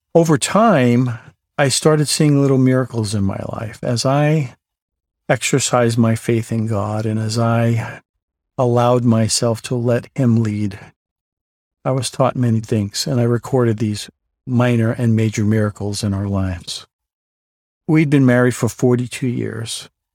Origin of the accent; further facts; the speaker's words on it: New York City, New York, United States; also born or lived in Southern California; now in Gilbert, United States; I was born in the Bronx, New York